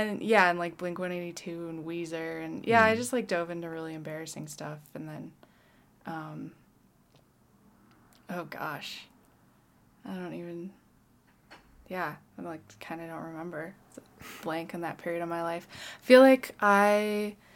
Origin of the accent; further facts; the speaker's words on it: Colorado Springs, Colorado, United States; also born or lived in Boulder; I grew up in Colorado Springs